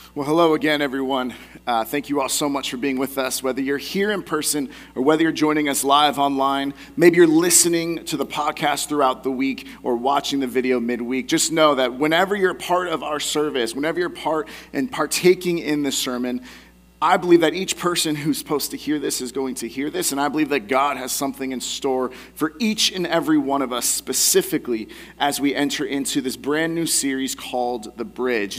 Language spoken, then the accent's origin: English; the Bay Area, California, United States; I had an opportunity to go to Alcatraz when I was younger, growing up in the Bay Area